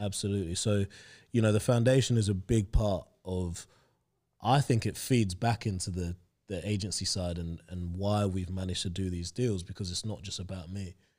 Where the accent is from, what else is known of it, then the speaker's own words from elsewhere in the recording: London, United Kingdom; also born or lived in Hampshire; other people that I grew up with in Stoke Newington